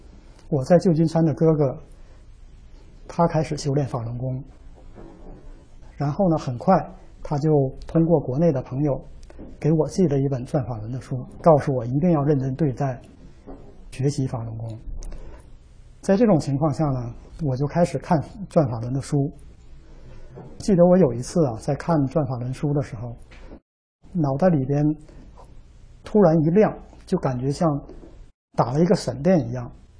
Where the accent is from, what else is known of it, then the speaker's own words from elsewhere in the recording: Northeast China, China; 因为我是东北人，从小呢就有鼻炎，很严重